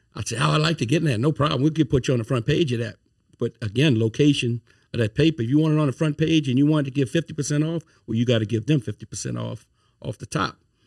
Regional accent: Thibodaux, Louisiana, United States; moved away as an adult; now in Baton Rouge, United States; I'm from Thibodeau, Louisiana. Been in Baton Rouge since, uh, two thousand eight

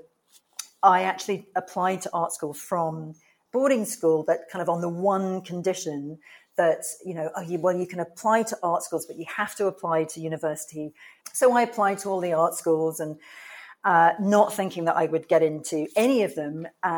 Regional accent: England, United Kingdom; oh, I'm here from England and I'm at fashion college.

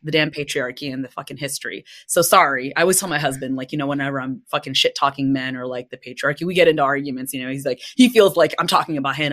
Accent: United States; my own identity being Filipina, American, but more so just in general, I think, an immigrant's child growing up and navigating the world as an American

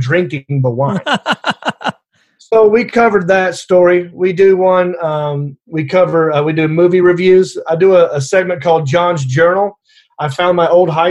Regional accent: Hickory, North Carolina, United States; accent: southern; moved away as an adult; also born or lived in Los Angeles, United States; I grew up in Hickory, North Carolina

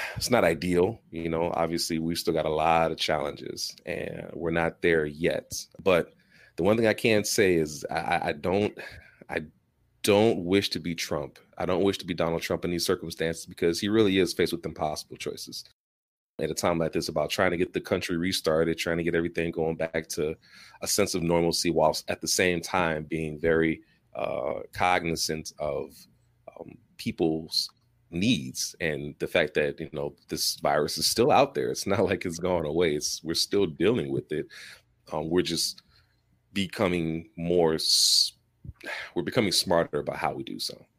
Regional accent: Chicago, Illinois, United States; As a Chicagoan, as a native Chicagoan

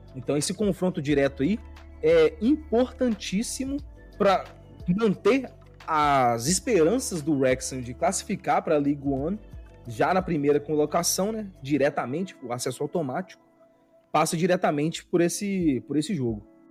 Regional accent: Belo Horizonte, Minas Gerais, Brazil; now in São Paulo, Brazil; Eu sou de Belo Horizonte

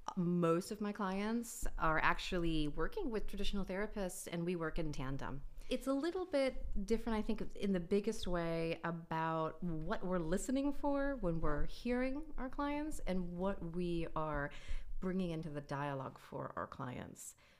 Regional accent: New York, United States; I am a New Yorker. I've always been a New Yorker

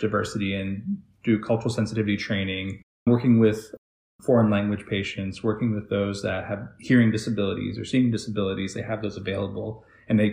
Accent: Texas, United States; moved away as an adult; now in South Carolina, United States; growing up in Texas

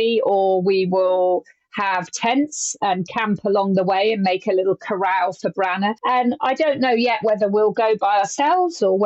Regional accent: England, United Kingdom; my home country

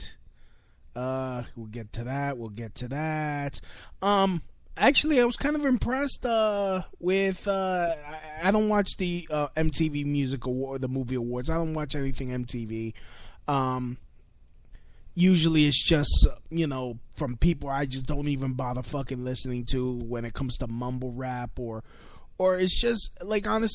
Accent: New York City, New York, United States; as a New Yorker

